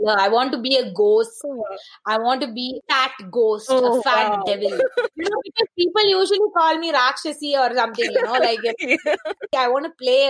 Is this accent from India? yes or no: yes; India; I am an Indian, so I can speak my people